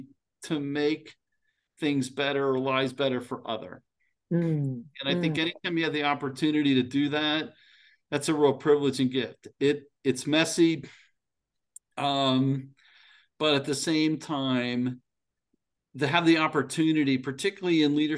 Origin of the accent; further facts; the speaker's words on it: State College, Pennsylvania, United States; moved away; I grew up in State College